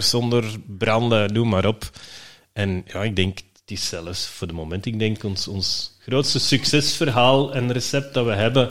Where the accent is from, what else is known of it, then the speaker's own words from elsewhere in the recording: Belgium; we zijn Belgen